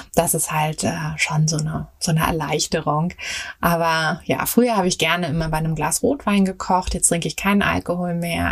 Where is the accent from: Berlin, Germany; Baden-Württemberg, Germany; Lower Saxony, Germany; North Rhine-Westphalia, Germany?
Berlin, Germany; moved away as an adult; ich bin äh, in Berlin geboren und auch aufgewachsen.